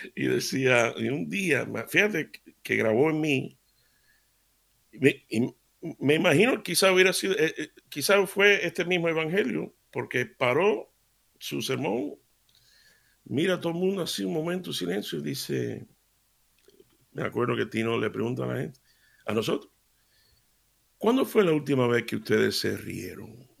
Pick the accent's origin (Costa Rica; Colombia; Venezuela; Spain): Spain; Seville, Andalusia; yo me crié en Sevilla